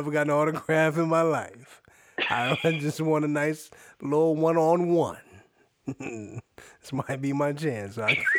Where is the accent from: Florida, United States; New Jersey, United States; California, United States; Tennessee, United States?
New Jersey, United States; Willingboro; We're from Willenbrough.